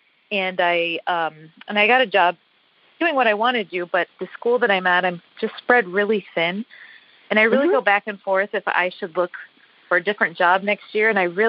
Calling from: Chicago, Illinois, United States; The Chicago area.

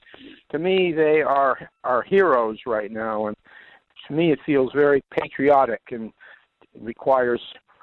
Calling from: Belfast, Maine, United States; I'm calling from Belfast, Maine.

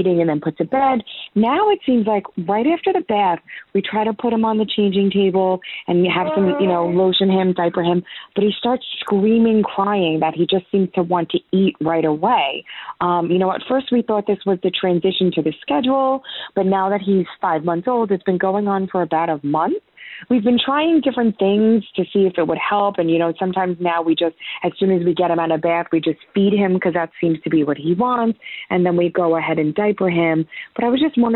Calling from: New York, United States; I'm calling from New York.

